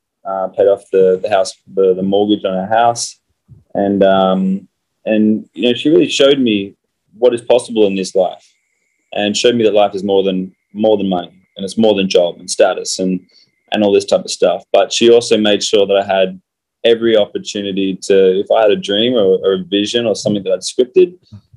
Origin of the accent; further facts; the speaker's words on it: Fremantle, Western Australia, Australia; I grew up in Fremantle in Western Australia.